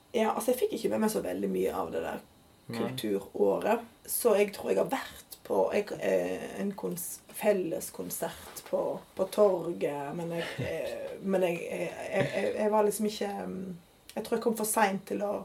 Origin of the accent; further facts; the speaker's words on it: Odda, Vestland, Norway; also born or lived in Geneva / India / Oslo / Bergen; now in Stavanger, Norway; så er jeg jo fra Odda